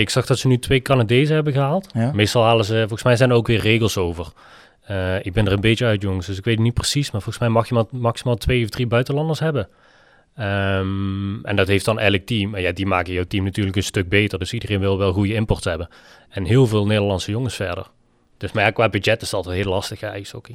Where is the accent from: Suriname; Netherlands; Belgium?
Netherlands; Echt, Limburg; also born or lived in Utrecht; now in Nederweert, Netherlands; ik kom oorspronkelijk uit Echt en woon tegenwoordig in Nederweert